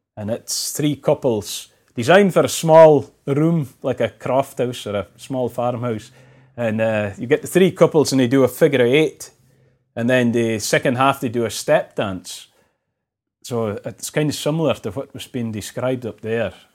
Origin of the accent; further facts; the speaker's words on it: Shetland, Scotland, United Kingdom; me growing up in Shetland